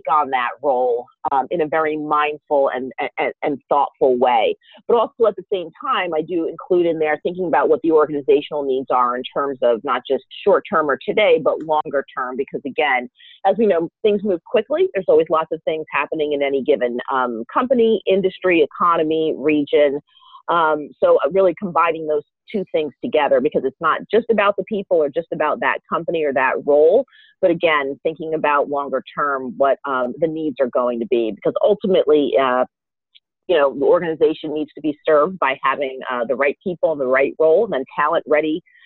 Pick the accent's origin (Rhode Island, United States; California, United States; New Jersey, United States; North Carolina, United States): New Jersey, United States; growing up in New Jersey